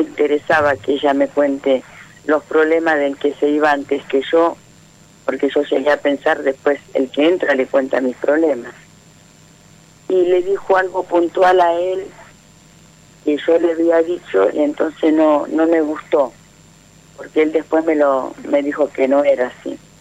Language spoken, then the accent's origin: Spanish; Florencio Varela, Buenos Aires Province, Argentina; moved away as an adult; now in Quilmes, Argentina; 30 años viví en Florencia Varela, hace dos años que estoy viviendo en Esteleta Quilmes